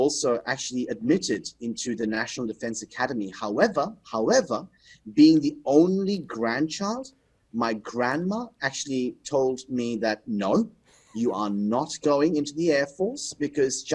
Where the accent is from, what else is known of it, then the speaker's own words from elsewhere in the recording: Kolkata, West Bengal, India; moved away as an adult; now in Melbourne, Australia; I was born in Calcutta, India. So that is the eastern part of India